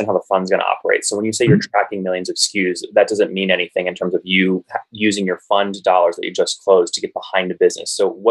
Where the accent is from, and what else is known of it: Loudoun County, Northern Virginia, United States; born or raised there